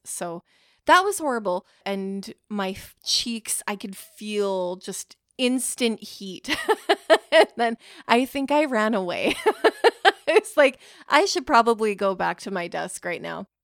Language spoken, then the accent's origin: English; Canada